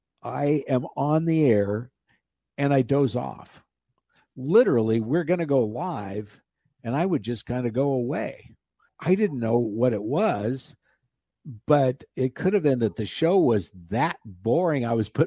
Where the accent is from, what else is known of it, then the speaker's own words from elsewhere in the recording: Nebraska, United States; Well, and we talk a lot about whether or not I'm a redneck because I came from Nebraska.